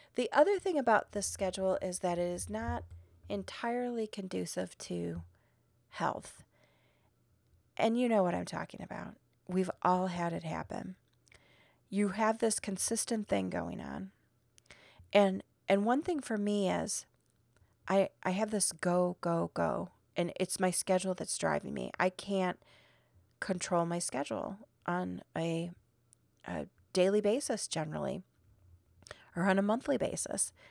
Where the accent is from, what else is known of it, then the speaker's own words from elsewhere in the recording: Midwest, United States; now in Arizona, United States; I'm still from the Midwest